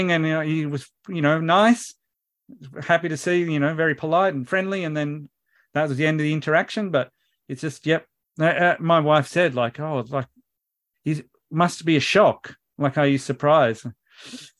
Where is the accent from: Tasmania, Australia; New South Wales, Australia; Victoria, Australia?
New South Wales, Australia; an hour from Sydney; I grew up and I was an hour from Sydney.